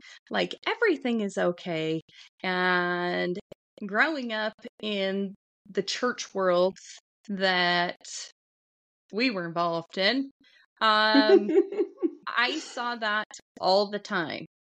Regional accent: Wyoming, United States; where I grew up out in Wyoming

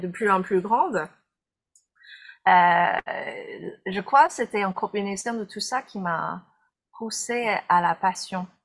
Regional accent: United States; je suis américaine

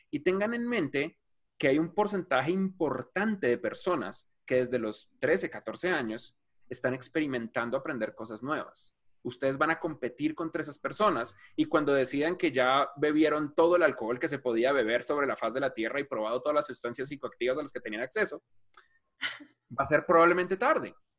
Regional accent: Bogotá, Colombia; yo crecí en Suba, que es un barriecito en la esquina de Bogotá

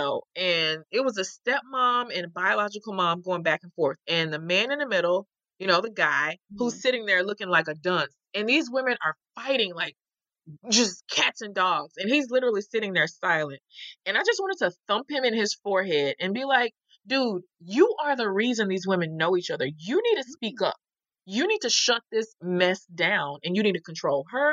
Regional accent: the South, United States; I'm from the South

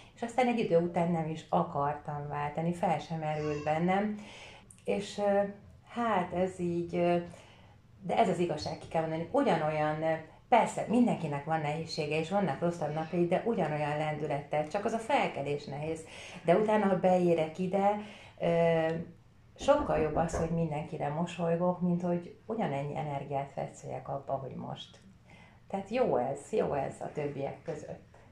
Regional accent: Vértesacsa, Fejér, Hungary; also born or lived in Székesfehérvár; majdnem teljes fiús környezetben nőttem fel, ott, ahol laktam, annak idején Vértesacsán

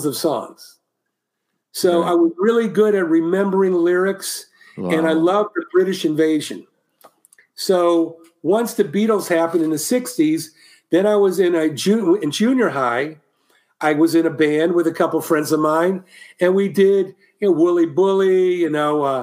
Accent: Columbus, Ohio, United States; moved away as an adult; also born or lived in Cleveland, Ohio; now in California, United States; when I moved from Cleveland to Columbus in sixth grade

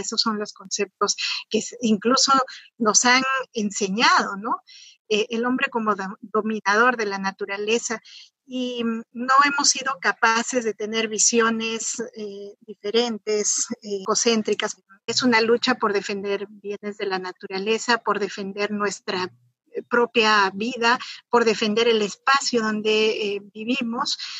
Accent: Cajamarca, Peru; yo soy de Cajamarca, yo soy de una provincia que además es la más pobre del país

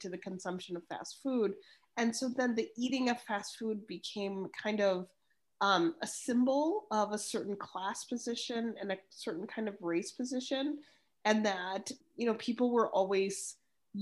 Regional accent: Chicago, Illinois, United States; growing up in Chicago

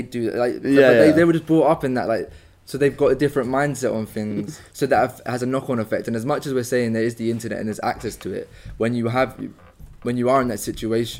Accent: Croydon, London, United Kingdom; I personally find myself very fortunate that I grew up in Croydon

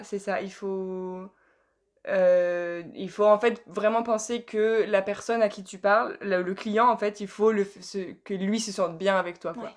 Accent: France; moved away as an adult; also born or lived in Harrogate; en tant que française

